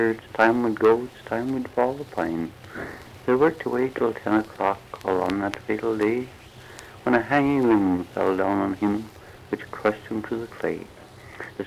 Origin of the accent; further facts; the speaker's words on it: Peterborough, Ontario, Canada; moved away as an adult; also born or lived in Orillia, Ontario / Gravenhurst, Ontario / Bracebridge, Ontario; now in United States; I was born in Peterborough, Canada, but I later went to Aurelia and worked in mills in Gravenhurst and Bracebridge